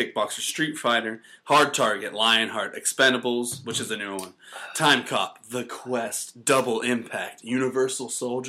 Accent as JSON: {"language": "English", "region": "North Carolina", "country": "United States", "moved": "yes", "said": "I was from North Carolina, so MJ was a huge deal to everyone there."}